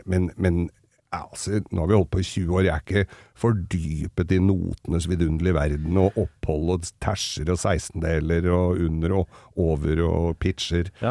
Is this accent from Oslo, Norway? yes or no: yes; Oslo, Norway; jeg vokste jo opp med ham på Manglerud